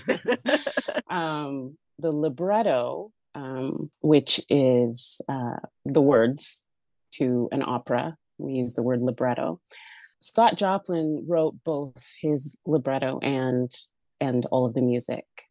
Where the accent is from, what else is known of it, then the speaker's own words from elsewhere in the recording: Alberta, Canada; moved away; Born and raised in Alberta. I call myself a prairie chick.